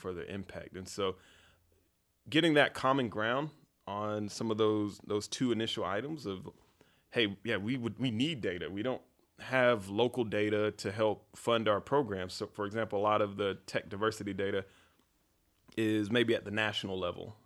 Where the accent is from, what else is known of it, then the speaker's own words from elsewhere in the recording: Fayetteville, North Carolina, United States; I grew up in Fayetteville, North Carolina on a dirt road